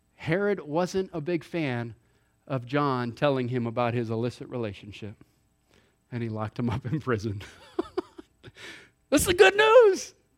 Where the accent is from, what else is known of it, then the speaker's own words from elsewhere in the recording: Hawaii, United States; moved away; I grew up in Hawaii